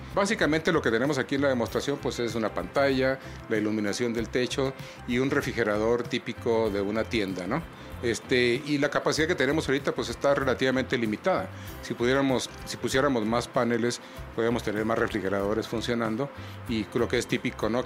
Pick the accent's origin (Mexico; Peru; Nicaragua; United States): Mexico; en nuestro país